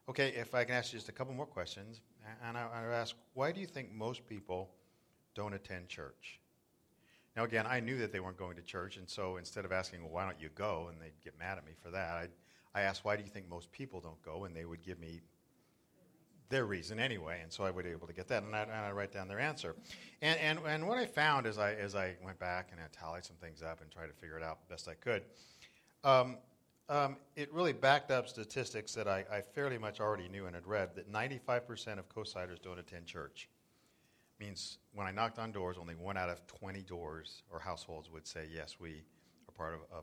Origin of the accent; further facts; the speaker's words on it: Southern California, United States; moved away as an adult; also born or lived in South Florida; now in Northern California coastside, United States; I grew up in Southern California, and we used to body surf Laguna and Newport